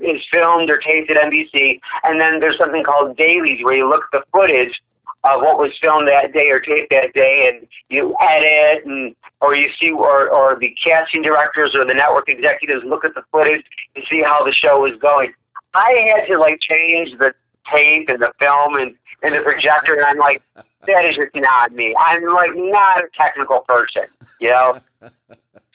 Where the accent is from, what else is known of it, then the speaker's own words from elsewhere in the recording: Rochester, New York, United States; moved away as an adult; also born or lived in Los Angeles; Nazareth College in Rochester, New York, my hometown